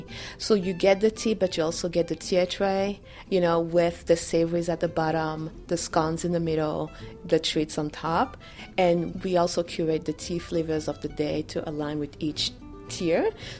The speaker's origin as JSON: {"language": "English", "country": "Benin", "tie": "born or raised there", "also_born_or_lived": "Nantes, France", "first_language": "French", "second_language": "English", "moved": "yes", "lives_now": "United States", "said": "I am originally from Benin, West Africa, and Benin was colonized by French. So French is my first language. I grew up speaking French. I was also raised in France, in Nantes. That's where my family is."}